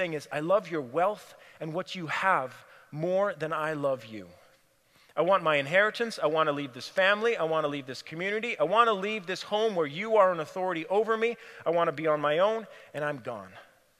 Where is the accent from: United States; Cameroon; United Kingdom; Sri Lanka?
Cameroon; I grew up in Cameroon, West Africa. And for my grade 11 year of high school, I went to a boarding school in Nigeria. And my parents stayed in Cameroon, the neighboring country.